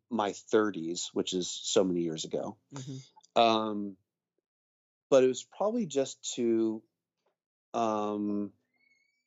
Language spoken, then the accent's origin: English; Texas, United States; also born or lived in England; I grew up in England as a kid, mm-hmm. and mostly from Texas though